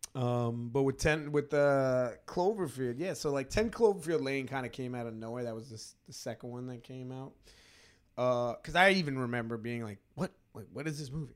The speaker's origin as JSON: {"language": "English", "region": "New York", "country": "United States", "tie": "born or raised there", "said": "I grew up in New York and we have no college team"}